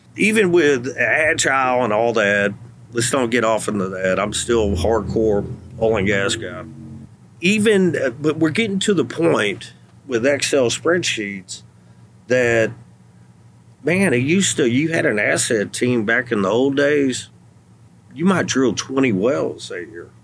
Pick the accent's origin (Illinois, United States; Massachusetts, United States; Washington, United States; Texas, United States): Texas, United States; Athens; my hometown hmm. in Athens